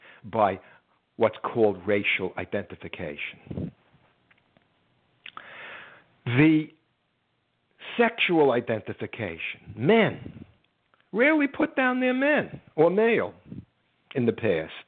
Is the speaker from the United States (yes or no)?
yes; United States; I'm an American.